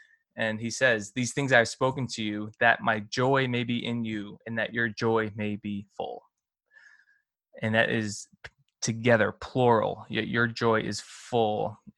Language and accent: English; the North, United States; as opposed to us Northerners.